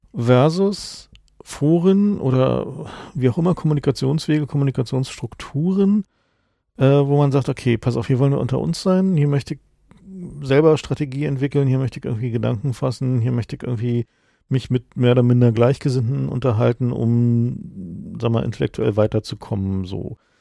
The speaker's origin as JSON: {"language": "German", "region": "East Germany", "country": "Germany", "said": "bin ich vielleicht auch als Ossi"}